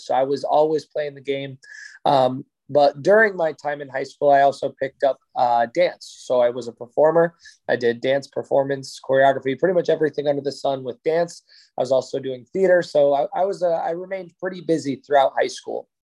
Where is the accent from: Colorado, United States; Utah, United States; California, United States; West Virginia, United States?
Colorado, United States; Littleton; moved away as an adult; also born or lived in Vail, Colorado / Las Vegas, Nevada; So I grew up in a suburb of Denver called Littleton, Colorado. I was there from when I was born. Well, I was born in Vail, Colorado, but I moved to Littleton before I was even walking. So, was in Littleton, Colorado for all of high school.